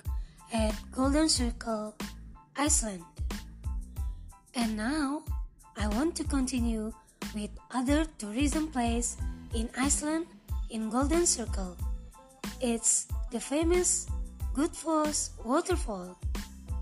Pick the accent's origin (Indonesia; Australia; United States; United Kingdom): Indonesia; I'm from Indonesia